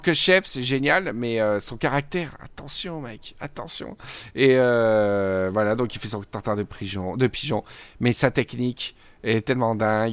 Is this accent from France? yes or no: yes; Provence-Alpes-Côte d'Azur, France; je suis provençal